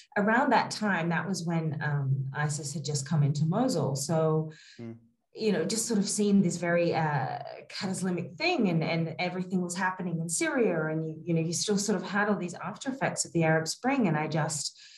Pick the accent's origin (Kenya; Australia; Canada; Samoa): Australia; moved away as an adult; also born or lived in New York, United States; now in Kabul, Afghanistan; I was born and raised in Australia and in small country towns